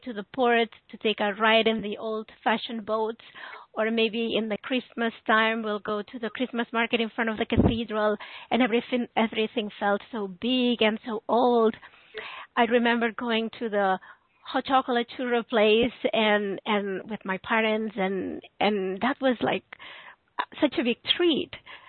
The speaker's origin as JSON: {"language": "English", "town": "Barcelona", "region": "Catalonia", "country": "Spain", "tie": "born or raised there", "second_language": "English", "said": "Yes, one fun thing about the city is that it is divided in different areas."}